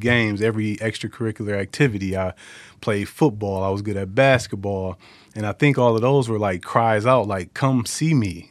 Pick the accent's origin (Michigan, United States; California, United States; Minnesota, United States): Michigan, United States; Detroit; born and raised in Detroit.